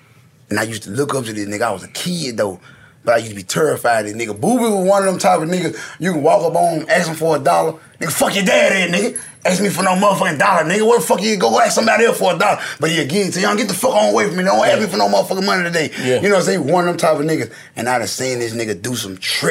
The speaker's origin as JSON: {"language": "English", "town": "Memphis", "region": "Tennessee", "country": "United States", "tie": "born or raised there", "said": "I grew up in them projects in East Memphis, but I migrated to North Memphis."}